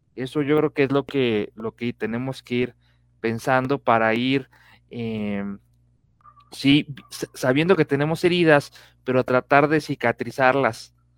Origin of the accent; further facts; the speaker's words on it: Mexico; como mexicanos